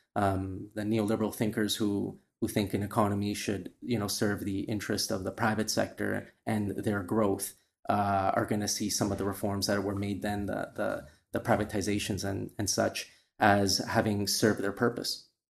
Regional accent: Valparaíso, Chile; moved away; also born or lived in Canada; That was in Valparaíso where my, where my, my, like, that's my hometown

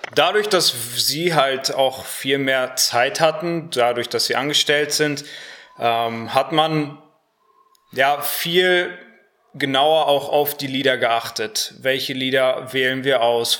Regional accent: Harsewinkel, North Rhine-Westphalia, Germany; moved away as an adult; now in Cologne, Germany; komme auch aus Hasewinkel

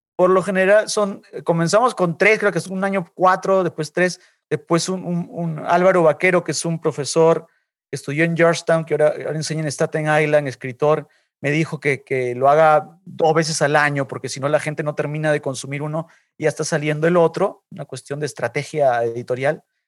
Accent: Lima, Peru; moved away as an adult; now in New York, United States; yo nací, yo nací en Lima, eh, pero vine a Nueva York cuando tenía 28 eh, años

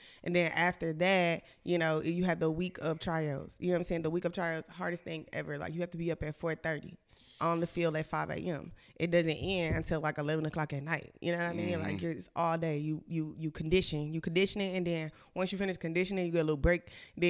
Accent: Montgomery, Alabama, United States; moved away as an adult; also born or lived in Anniston; now in Atlanta, United States; Okay, well, originally I was born in Anniston, Alabama. I moved to Montgomery when I was like, 5, 6 years old. I've been there, I was there mostly, like, pretty much my whole life before I moved to Atlanta.

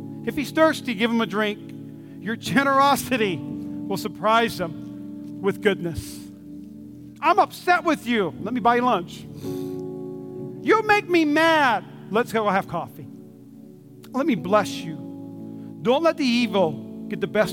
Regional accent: North Dakota, United States; now in Nevada, United States; I'm from North Dakota.

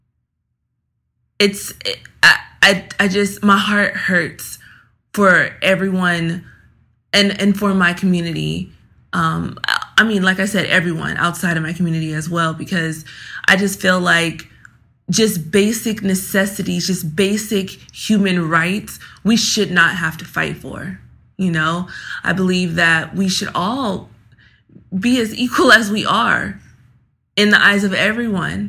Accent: Los Angeles, California, United States; grew up in Los Angeles, California.

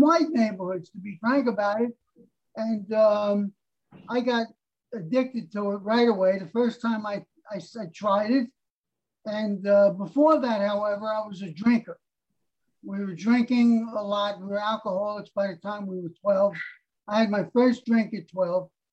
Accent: New York City, New York, United States; also born or lived in Harlem, New York City; I was born in Harlem, and then our family moved up to the Bronx

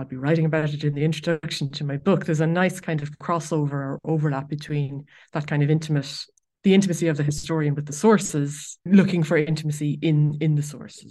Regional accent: Ireland; Being an Irish person with a long kind of family association with Ireland and Irish Catholicism

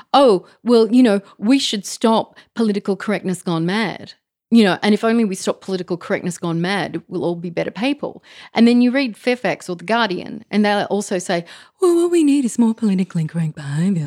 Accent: Australia; I was raised to sort of think of myself as Australian.

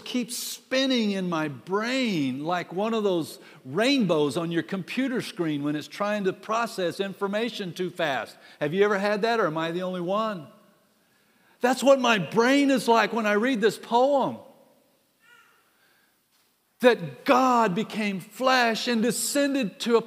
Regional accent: United States; I'm an American

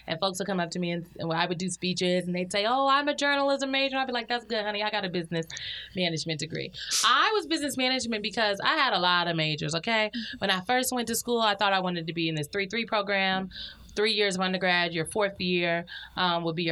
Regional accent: Omaha, Nebraska, United States; my hometown of Omaha, Nebraska.

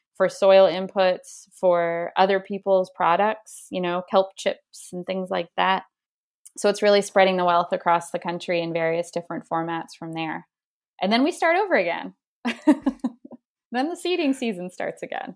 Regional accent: Spruce Head, Maine, United States; where I grew up in Spruced, Maine

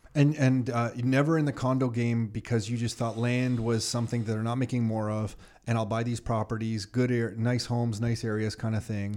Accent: Canada; growing up in Canada

